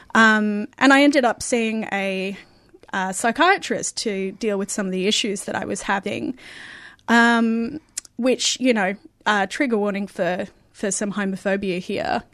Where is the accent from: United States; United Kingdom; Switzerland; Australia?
Australia; Perth, Western Australia; I grew up in Perth